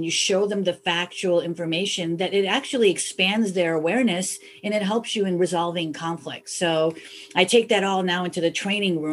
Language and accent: English; Chicago, Illinois, United States; I was born and raised in Chicago